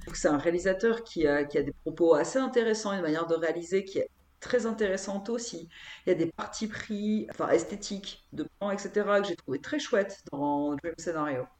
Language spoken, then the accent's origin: French; France; je suis française